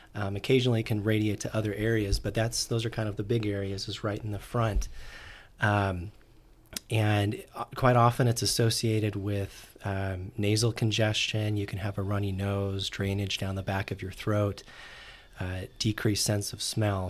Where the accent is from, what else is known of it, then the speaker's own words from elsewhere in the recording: Orem, Utah, United States; I'm originally from Orem, Utah